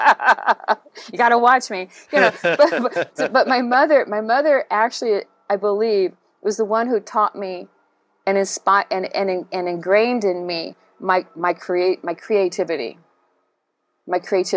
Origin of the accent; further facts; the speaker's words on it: Chula Vista, California, United States; also born or lived in Hawaii; my mother and father bought a house in Chula Vista, and so that's the house I grew up